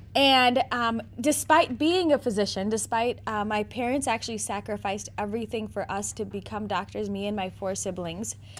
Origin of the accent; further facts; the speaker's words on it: Naperville, Illinois, United States; also born or lived in South Bend, Indiana; I am, have been born and bred in Naperville, Illinois